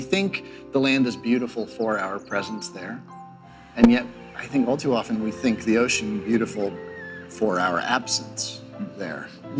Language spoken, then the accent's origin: English; Portland, Maine, United States; my hometown of Portland, Maine.